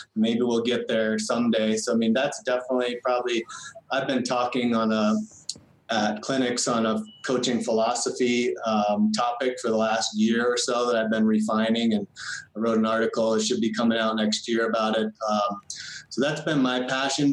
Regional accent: Central Vermont, United States; moved away as an adult; also born or lived in Lebanon, New Hampshire; I'm from Central Vermont, very small town

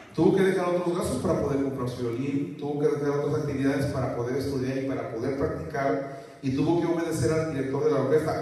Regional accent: southern Mexico, Mexico; now in Ciudad Juárez, Mexico; los que somos del sur, bueno, yo no soy de Veracruz, pero casi soy de allá

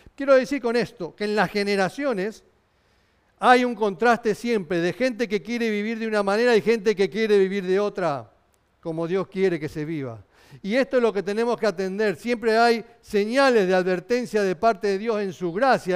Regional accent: Argentina; yo somos argentino

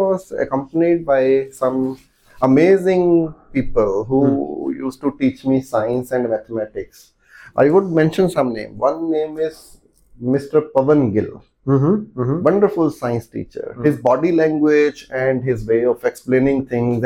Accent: Talwara, Punjab, India; moved away as an adult; also born or lived in Chandigarh; now in Pune, India; I am actually Punjabi by birth, and my other district in Punjab called Hoshiarpur, where this small town called Tarwara is located on the banks of Bias River

